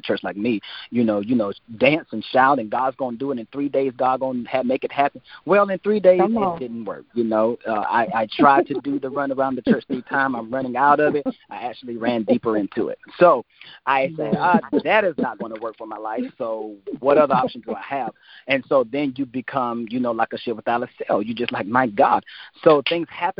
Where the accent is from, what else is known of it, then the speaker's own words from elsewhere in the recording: United States; my hometown in Washington